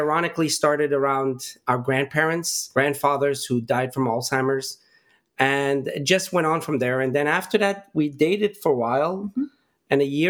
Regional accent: Pittsburgh, Pennsylvania, United States; I grew up in Pittsburgh for the most part.

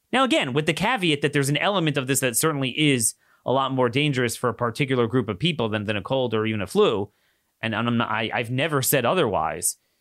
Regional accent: Maryland, United States; my home state of Maryland

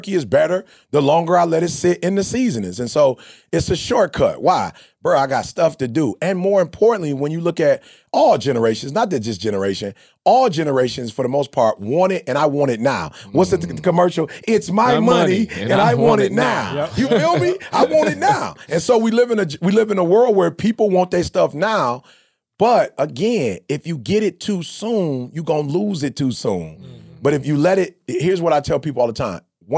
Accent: Chicago, Illinois, United States; I'm from the D, bro. I'm from Chicago. I seen the dope dealers.

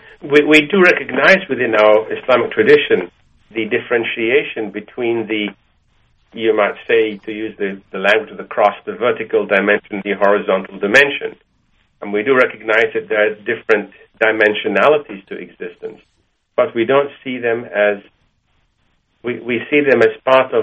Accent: Malaysia; also born or lived in Egypt; now in United States; I didn't have Jewish friends until I came to America, because I grew up in Malaysia and Egypt

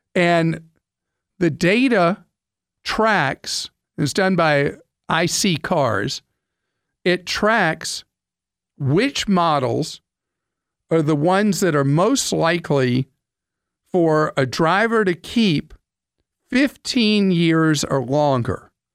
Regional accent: United States; as an American

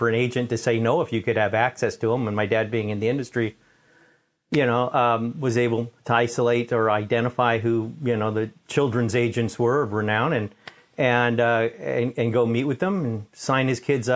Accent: New York City, New York, United States; I was born in Manhattan, in New York

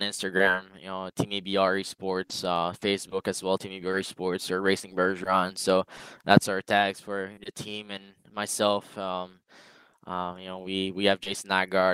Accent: Canada; as a Canadian

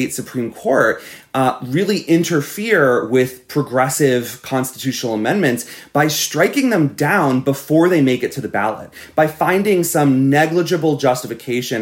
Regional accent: Florida, United States; my home state of Florida

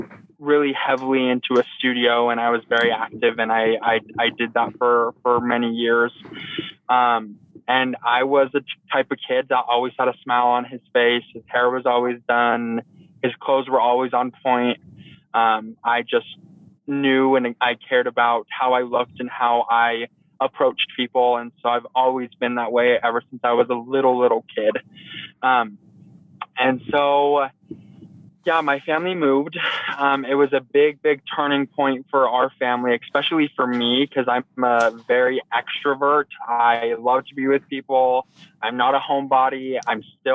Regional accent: Carson City, Nevada, United States; moved away; also born or lived in Weiser, Idaho; So I'm originally from Carson City, Nevada. My family moved to Weezer, Idaho about 9 years ago.

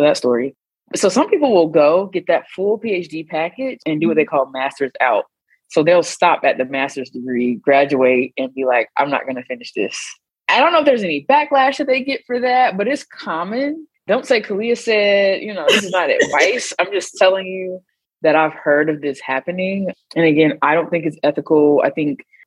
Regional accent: North Carolina, United States; moved away as an adult; also born or lived in Oakland; I grew up in North Carolina

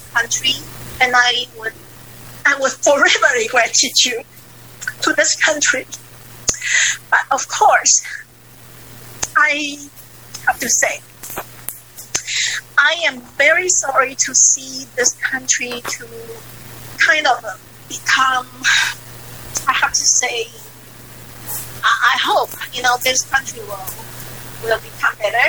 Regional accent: Taiwan; moved away as an adult; now in United States; I'm loyal to my hometown, Taiwan, okay? To my homeland, Taiwan

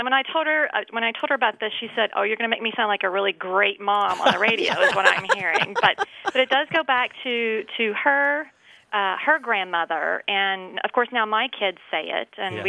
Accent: Louisville, Kentucky, United States; now in St. Petersburg, United States; I'm calling from St. Petersburg, Florida. Originally from Louisville, Kentucky, so I'm a fellow Kentucky girl with you.

